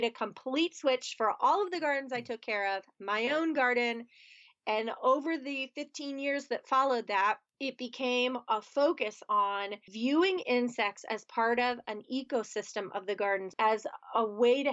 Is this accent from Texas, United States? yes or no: no; outside of Philadelphia, Pennsylvania, United States; moved away as an adult; now in Pittsburgh, United States; I grew up outside of Philadelphia, Pennsylvania, which is on one side of the state